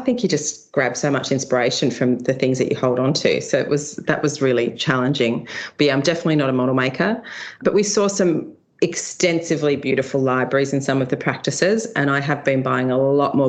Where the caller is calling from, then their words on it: Sydney, New South Wales, Australia; I'm at home in Sydney in Randwick, so leafy Randwick, just up from the beaches